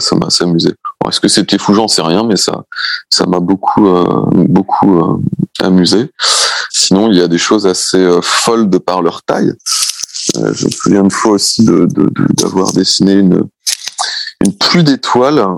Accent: Brittany, France; je suis breton, donc pour tout te dire, euh, j'ai grandi entouré de plages

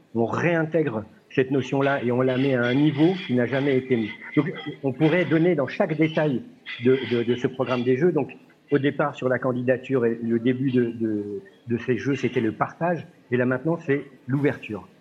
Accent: France; chez nous en France

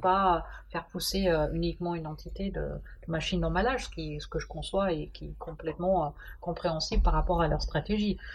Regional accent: Germany; French is a second language; moved away as an adult; also born or lived in Dijon, France; now in France; je suis d'origine allemande

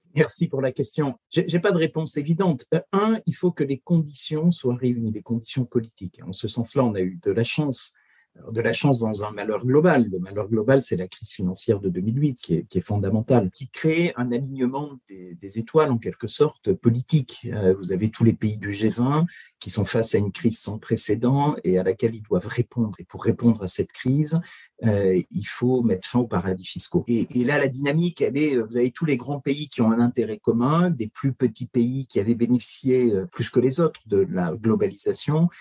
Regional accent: France; Nous, on est français

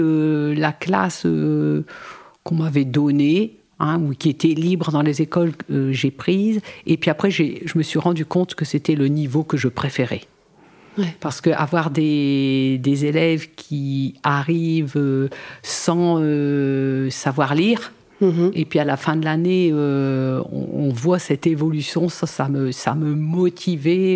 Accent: Arras, Hauts-de-France, France; moved away as an adult; also born or lived in Côte d'Opale / Calais / Boulogne-sur-Mer; suis née sur Arras

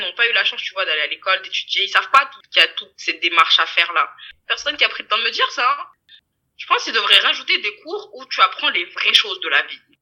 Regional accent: Mayotte; moved away as an adult; je suis originaire de d'outre-mer, je viens de Mayotte, je viens juste pour les études

